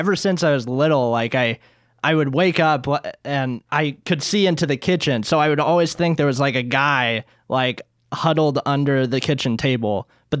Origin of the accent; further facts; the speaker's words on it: Springfield, Illinois, United States; I'm from Springfield, Illinois.